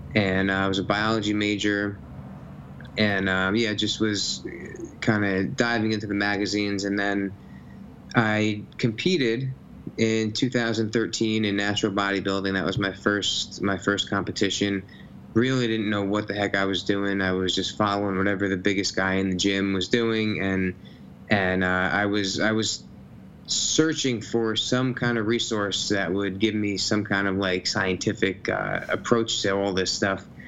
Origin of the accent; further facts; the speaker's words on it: Nutley, New Jersey, United States; i grew up in new jersey grew up in the town i live in nutley